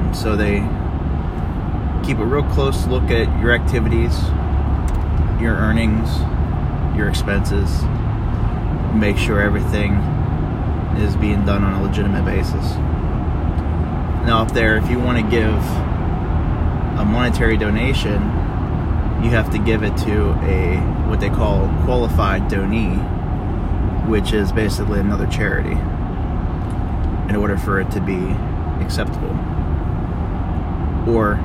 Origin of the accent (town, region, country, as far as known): United States